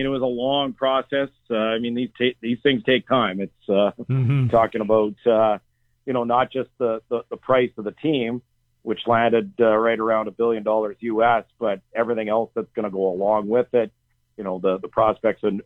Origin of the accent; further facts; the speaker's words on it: Edmonton, Alberta, Canada; now in Ottawa, Canada; I'm from Edmonton